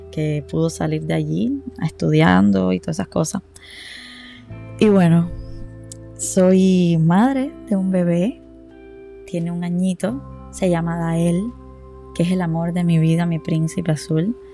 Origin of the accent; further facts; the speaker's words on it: Varadero, Matanzas, Cuba; A ver, yo he vivido en toda Cuba y soy de las personas que todavía no me siento identificada de dónde soy, pero Sí les puedo decir que donde más tiempo pasé entre tantas mudanzas en mi vida fue en Varadero. Yo crecí